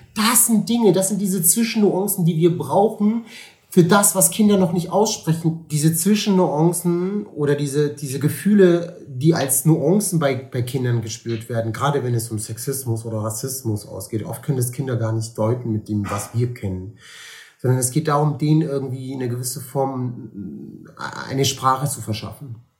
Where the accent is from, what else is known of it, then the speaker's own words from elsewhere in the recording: Cologne, North Rhine-Westphalia, Germany; Ich lebe gerne in Köln und ich lebe auch gerne hier in Deutschland. Ich bin hier geboren, ist meine Heimat.